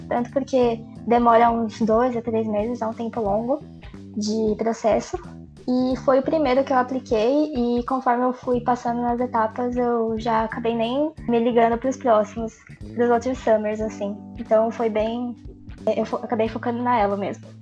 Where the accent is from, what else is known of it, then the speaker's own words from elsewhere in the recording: São Paulo, Brazil; eu sou de São Paulo, nasci em São Paulo.